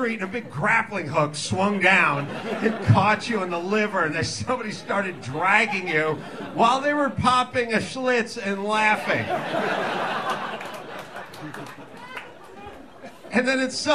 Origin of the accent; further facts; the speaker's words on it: Los Angeles, California, United States; I'm from North Hollywood